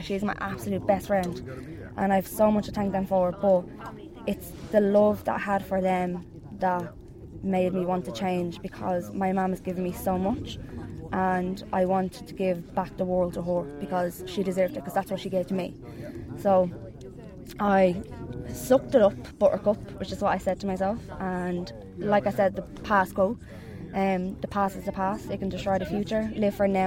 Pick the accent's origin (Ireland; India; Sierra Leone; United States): Ireland; Dublin, Leinster; I'm from North Dublin